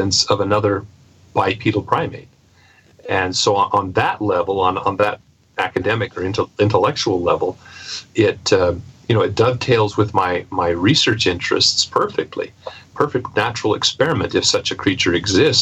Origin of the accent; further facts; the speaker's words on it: Pacific Northwest, United States; I grew up in the Pacific Northwest